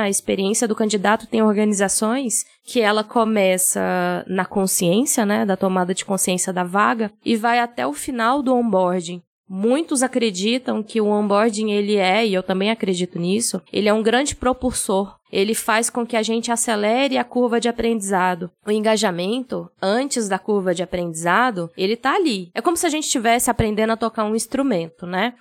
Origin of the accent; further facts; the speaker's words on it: Goiás, Brazil; Sou goiana